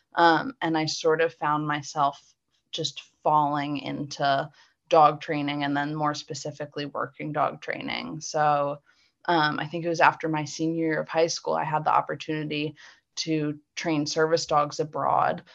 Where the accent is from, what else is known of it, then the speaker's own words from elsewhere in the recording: Philadelphia, Pennsylvania, United States; now in Mechanicsburg, United States; I grew up in the suburbs of Philly